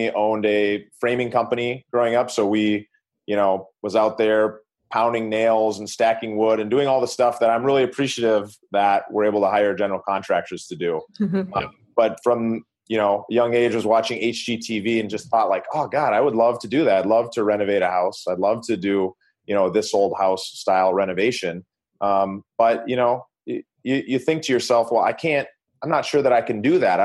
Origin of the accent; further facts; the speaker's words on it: Minneapolis, Minnesota, United States; now in California, United States; I was from Minneapolis, but I actually lived in California